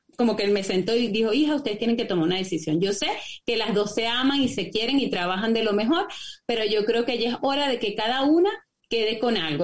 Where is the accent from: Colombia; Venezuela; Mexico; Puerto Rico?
Venezuela; moved away as an adult; also born or lived in Lima, Peru; now in Santiago, Chile; soy venezolana. Este, me tocó emigrar en el año 2016, eh, emigré de Venezuela a Chile.